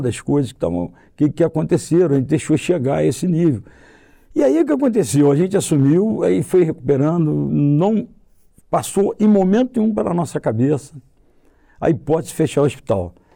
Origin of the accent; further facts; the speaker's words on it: Vassouras, Rio de Janeiro, Brazil; Eu nasci, eu conheço cada pessoa, olho nos olhos de cada pessoa, conheço cada família. Eu convivi com esse, com esse povo todo nosso aqui